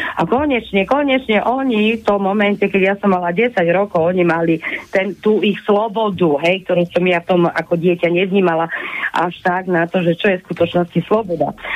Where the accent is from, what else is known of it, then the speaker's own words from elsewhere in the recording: Handlová, Trenčín Region, Slovakia; ja som zo stredného Slovenska, ja vlastne som z Handlovej